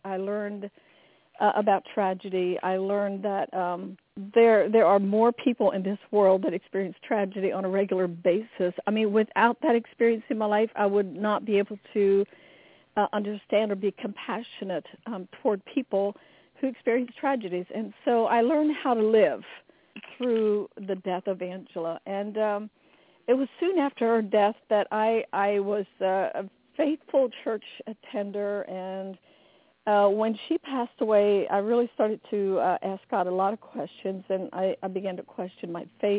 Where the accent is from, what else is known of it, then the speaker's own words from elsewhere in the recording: United States; I grew up in the Amish culture. I was Amish